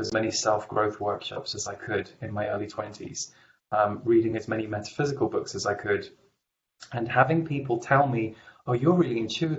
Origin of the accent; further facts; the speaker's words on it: England, United Kingdom; I grew up in England